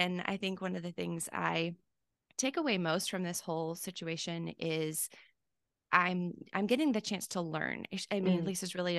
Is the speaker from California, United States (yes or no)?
yes; California, United States; I'm originally from California, mm-hmm. spent a little bit of time down in San Diego.